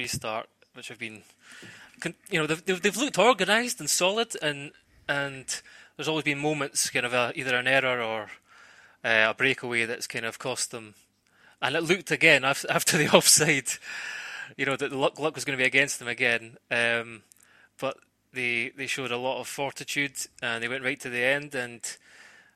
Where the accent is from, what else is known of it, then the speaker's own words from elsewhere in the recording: Scotland, United Kingdom; I'm a Scotsman